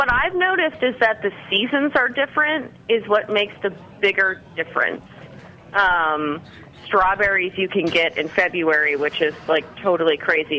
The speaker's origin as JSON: {"language": "English", "region": "Virginia", "country": "United States", "said": "I'm not. I moved here about 13 months ago."}